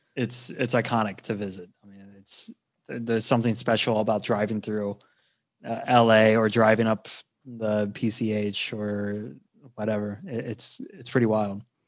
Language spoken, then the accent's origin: English; Garrett County, Maryland, United States; moved away as an adult; now in Norway; I grew up, uh, near West Virginia, um, in a place called Garrett County, Maryland